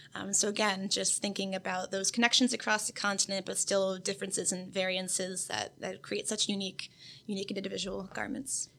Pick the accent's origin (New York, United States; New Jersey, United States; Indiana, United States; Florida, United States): Florida, United States; Oviedo; I'm from Oviedo, Florida, so that's just 30 minutes down the road. I'm a local person.